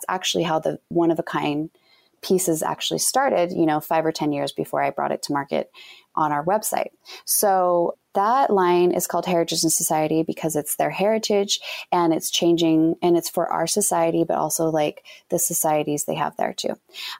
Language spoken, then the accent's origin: English; Utah, United States